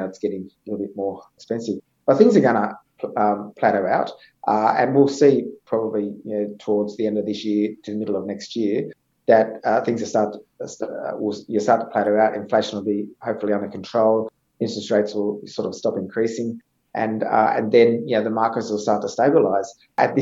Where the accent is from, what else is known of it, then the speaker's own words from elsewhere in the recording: Orange, New South Wales, Australia; moved away; I came from the country originally. I came from Orange.